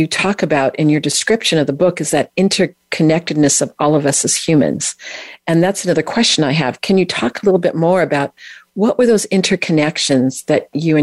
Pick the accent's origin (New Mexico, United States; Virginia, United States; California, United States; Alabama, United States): California, United States; I'm from California